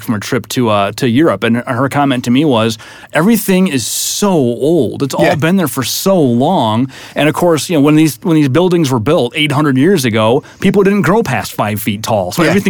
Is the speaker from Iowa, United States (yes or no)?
yes; Iowa, United States; I'm from Iowa